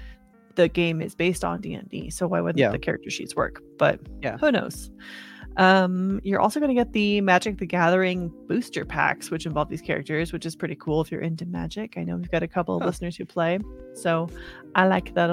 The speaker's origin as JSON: {"language": "English", "country": "United States", "said": "I'm an American"}